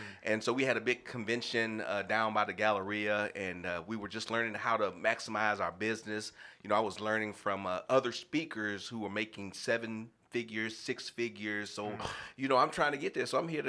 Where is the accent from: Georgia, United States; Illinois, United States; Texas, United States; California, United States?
Texas, United States; Houston; moved away; It's great to be back in my hometown of Houston, Texas.